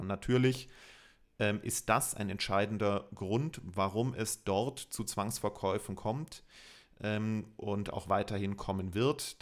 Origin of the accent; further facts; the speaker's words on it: Germany; bei uns in Deutschland